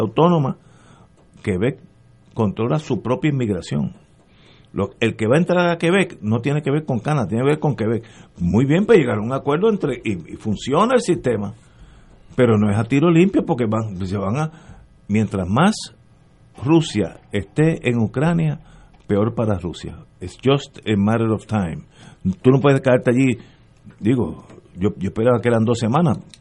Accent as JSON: {"language": "Spanish", "country": "Puerto Rico"}